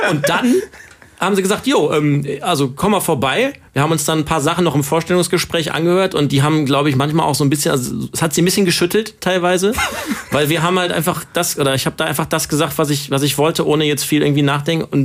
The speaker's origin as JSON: {"language": "German", "town": "Cologne", "region": "North Rhine-Westphalia", "country": "Germany", "tie": "born or raised there", "said": "Ich habe euch heute mitgenommen in meine Heimatstadt Köln."}